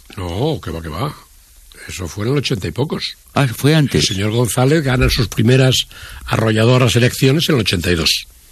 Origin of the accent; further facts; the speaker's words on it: Spain; also born or lived in Madrid; yo como español